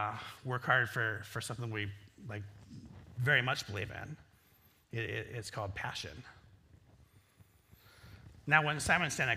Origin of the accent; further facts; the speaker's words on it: Northwest Iowa, United States; I grew up in Northwest Iowa